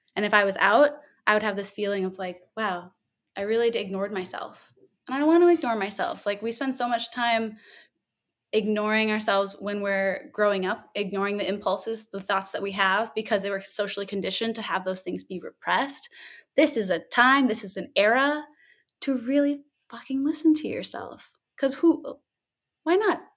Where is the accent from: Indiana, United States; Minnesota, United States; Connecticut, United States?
Minnesota, United States; moved away as an adult; also born or lived in Duluth, Minnesota; now in New Orleans, United States; I'm from Minnesota, uh, born and raised